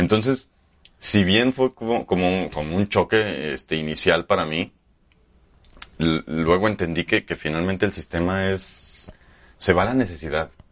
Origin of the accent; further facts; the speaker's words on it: Aguascalientes, Mexico; also born or lived in Monterrey / Zacatecas / Mexico City; Yo soy de aquí de Aguascalientes, aquí nací